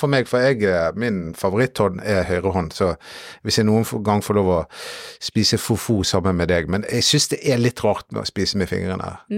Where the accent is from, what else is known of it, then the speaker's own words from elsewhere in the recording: Norway; jeg er nordmann